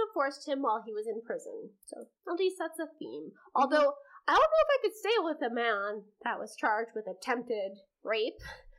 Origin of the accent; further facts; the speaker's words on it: Canada; which I find that so fascinating as a Canadian